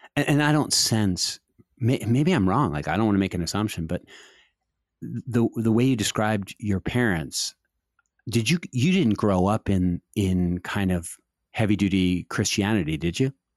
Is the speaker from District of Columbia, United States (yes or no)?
yes; Washington, District of Columbia, United States; I was growing up in Washington in the seventies